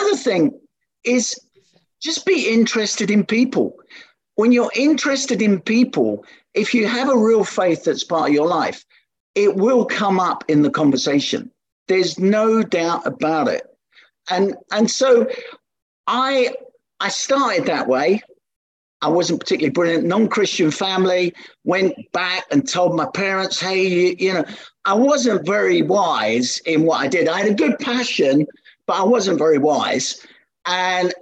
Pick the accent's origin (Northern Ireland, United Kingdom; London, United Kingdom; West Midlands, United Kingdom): London, United Kingdom; I was born in the East End of London in Hackney